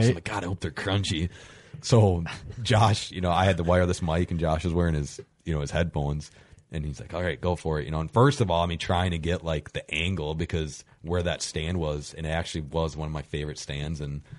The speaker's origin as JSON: {"language": "English", "region": "Wisconsin", "country": "United States", "tie": "born or raised there", "said": "growing up in Wisconsin, like, all I've ever known is whitetails."}